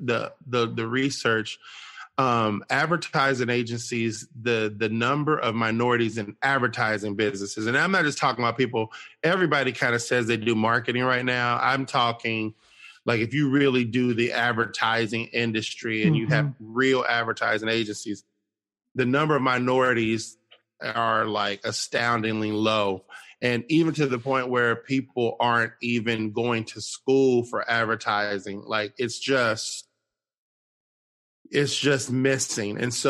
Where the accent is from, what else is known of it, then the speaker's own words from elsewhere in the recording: Cincinnati, Ohio, United States; moved away as an adult; now in Nashville, United States; I'm originally from Cincinnati, Ohio